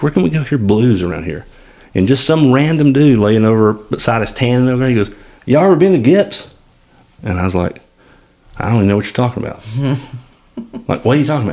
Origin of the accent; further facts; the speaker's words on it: Eastern Valley, Alabama, United States; I grew up in Eastern Valley.